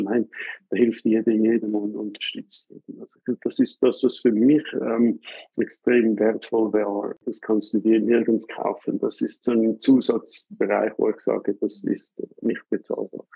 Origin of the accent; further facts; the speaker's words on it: Switzerland; bei uns in der Schweiz